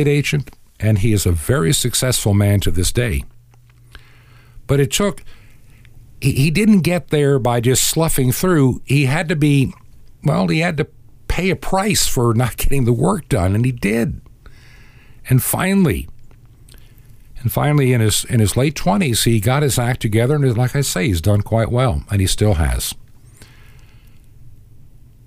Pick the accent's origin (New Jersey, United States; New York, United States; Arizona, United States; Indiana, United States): New York, United States; Long Island; moved away as an adult; also born or lived in Georgia; growing up in Long Island, New York